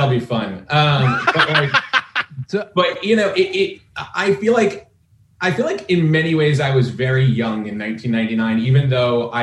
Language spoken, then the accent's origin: English; Paramus, New Jersey, United States; I grew up in Paramus, New Jersey, about 9 miles out of New York City.